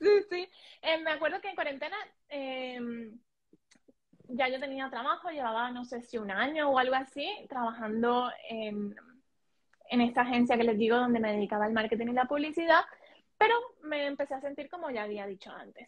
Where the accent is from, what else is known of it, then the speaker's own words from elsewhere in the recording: Colombia; moved away as an adult; now in Spain; yo soy colombiano, pero recientemente también soy española. Vivo en España hace, sí, vivo en España hace seis años